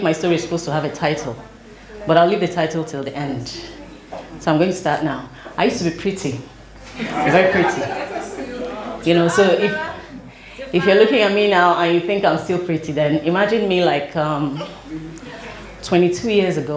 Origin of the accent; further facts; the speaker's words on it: Port Harcourt, Rivers State, Nigeria; I grew up in Port Harcourt.